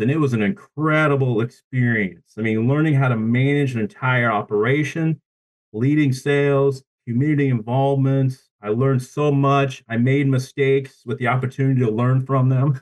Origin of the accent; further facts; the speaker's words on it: Columbus, Nebraska, United States; now in Tulsa, United States; I'm born and raised in a town called Columbus, Nebraska.